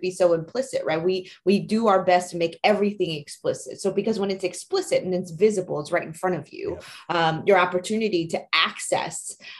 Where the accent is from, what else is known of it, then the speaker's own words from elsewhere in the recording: New Jersey, United States; English is a second language; also born or lived in Taiwan; I'm an immigrant from Taiwan. I actually moved here with my family when I was 10 years old. And so we moved to a very small town in New Jersey.